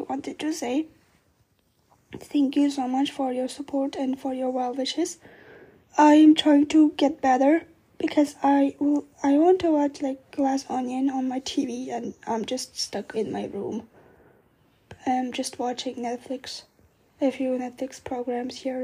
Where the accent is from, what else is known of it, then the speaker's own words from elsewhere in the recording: Vienna, Austria; my hometown of Vienna